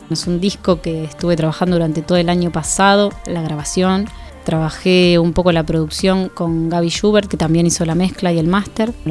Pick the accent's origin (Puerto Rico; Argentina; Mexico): Argentina; Rufino, Santa Fe; moved away as an adult; now in Rosario, Argentina; Sí, soy de Rufino.